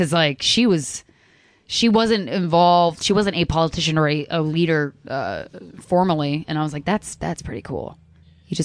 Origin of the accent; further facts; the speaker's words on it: Chesapeake, Virginia, United States; moved away; also born or lived in Pennsylvania; I grew up in Virginia for 10 years.